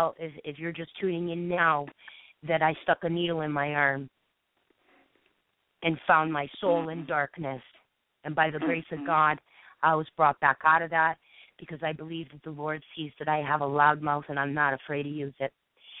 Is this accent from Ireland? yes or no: yes; Ireland; And so, I'm Irish and long-winded, and I've proven it.